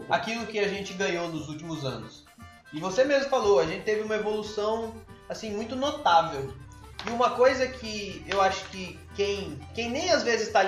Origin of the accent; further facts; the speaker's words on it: Mato Grosso do Sul, Brazil; moved away as an adult; now in Paraíba, Brazil; eu, por ser de fora, pude notar, porque quando eu mudei para Paraíba em 2007, eu sou do Mato Grosso do Sul